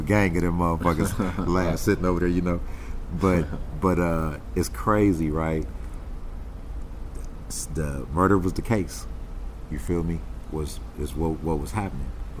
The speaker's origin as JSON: {"language": "English", "town": "Carson", "region": "California", "country": "United States", "tie": "born or raised there", "said": "Born and raised. Carson"}